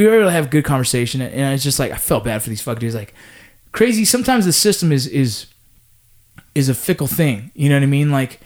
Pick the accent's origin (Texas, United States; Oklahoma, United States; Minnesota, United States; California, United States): California, United States; Los Angeles; where I grew up